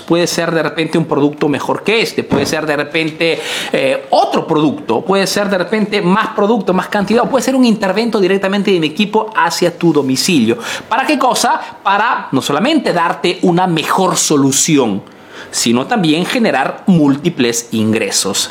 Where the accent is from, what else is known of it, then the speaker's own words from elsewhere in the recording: Peru; now in Italy; soy un emprendedor peruano que vive y hace en Italia